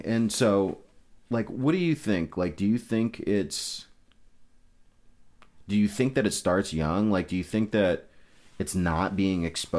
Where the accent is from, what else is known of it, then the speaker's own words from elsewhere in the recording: Amherst, United States; for me, growing up in Amherst, it's like I don't have a ton of diversity.